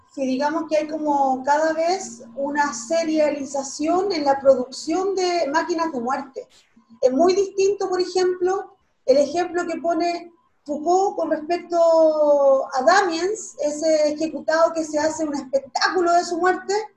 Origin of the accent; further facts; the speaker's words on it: Chile; nosotros como, como, Estado chileno